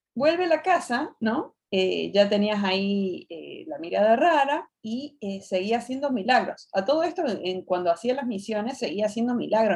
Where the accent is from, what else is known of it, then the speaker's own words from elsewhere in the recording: Argentina; de Argentina